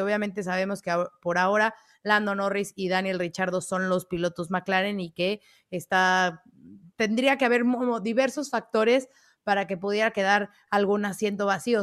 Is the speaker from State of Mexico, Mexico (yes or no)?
yes; State of Mexico, Mexico; soy del Estado de México